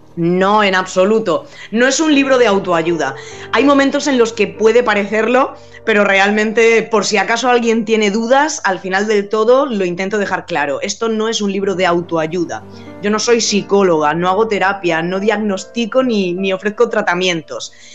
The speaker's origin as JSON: {"language": "Spanish", "region": "Region of Murcia", "country": "Spain", "also_born_or_lived": "Alicante / Germany / United States", "moved": "as an adult", "lives_now": "Madrid, Spain", "said": "yo soy murciana, aunque soy un poco trotamundo, y, y ya he estado viviendo en Alicante, en Alemania, en Estados Unidos y ahora en Madrid, pero mis raíces son murcianas"}